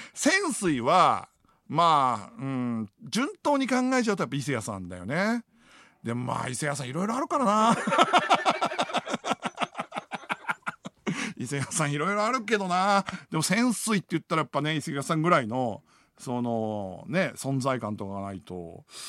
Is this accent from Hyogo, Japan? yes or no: no; Iwaki, Fukushima, Japan; moved away as an adult; now in Tokyo, Japan; 僕福島県の出身なんですよ。